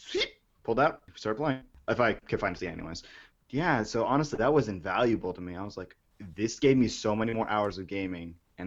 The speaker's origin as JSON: {"language": "English", "region": "New York", "country": "United States", "said": "I mean, as a New Yorker, I got to say, you know, transit system and all that BS"}